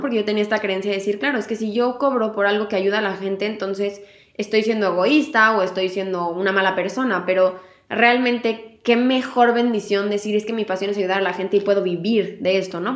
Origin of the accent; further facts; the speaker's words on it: Mexico; moved away; La última vez que me fui de México